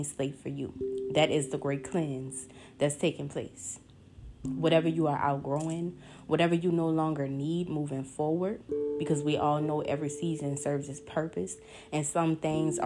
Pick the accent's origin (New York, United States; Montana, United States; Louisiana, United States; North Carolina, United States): Louisiana, United States; New Orleans; my hometown, New Orleans